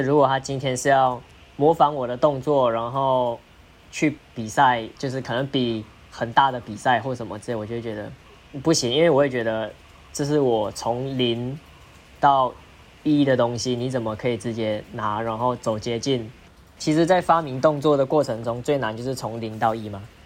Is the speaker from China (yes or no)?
no; Malaysia; moved away as an adult; now in Taiwan; 我是马来西亚人